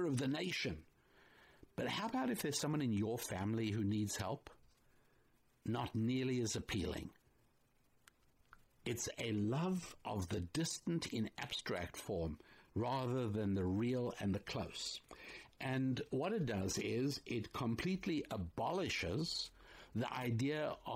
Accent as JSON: {"language": "English", "country": "United States", "said": "me, as an American"}